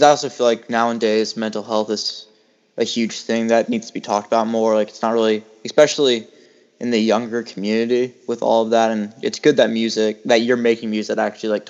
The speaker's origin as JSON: {"language": "English", "region": "Virginia", "country": "United States", "said": "where I'm from Virginia"}